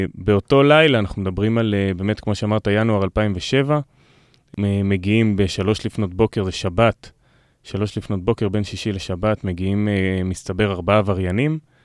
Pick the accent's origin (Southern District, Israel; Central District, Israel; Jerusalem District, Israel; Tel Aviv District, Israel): Southern District, Israel; Revivim; גדלתי ברביבים בנגב